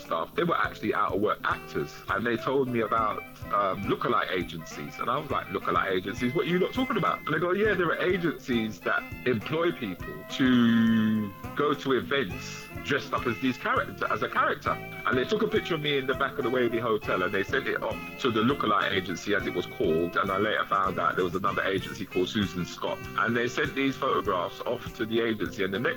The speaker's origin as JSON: {"language": "English", "region": "London", "country": "United Kingdom", "tie": "born or raised there", "said": "I grew up in Northwest London"}